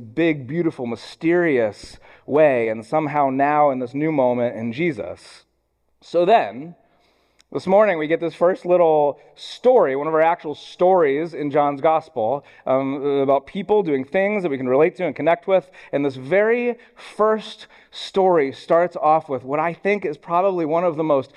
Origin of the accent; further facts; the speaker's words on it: Columbus, Ohio, United States; I grew up in Columbus, Ohio, home of the Ohio State University